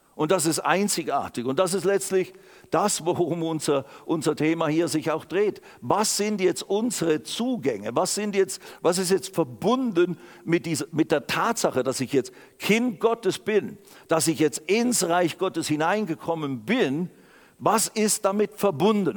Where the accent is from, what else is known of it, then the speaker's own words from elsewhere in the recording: Switzerland; also born or lived in Germany; ich bin Schweizer und auch inzwischen auch Deutscher geworden.